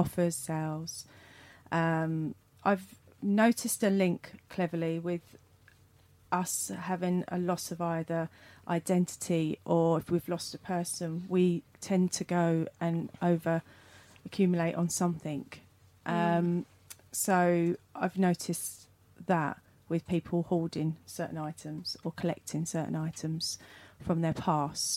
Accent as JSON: {"language": "English", "country": "United Kingdom", "said": "as British people"}